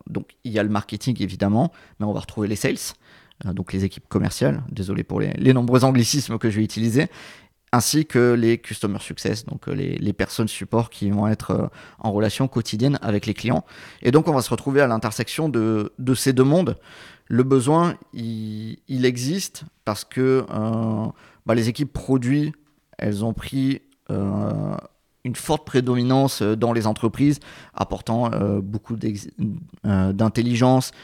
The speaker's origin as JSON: {"language": "French", "region": "south of France", "country": "France", "tie": "born or raised there", "moved": "yes", "said": "je suis originaire du, sud de la France"}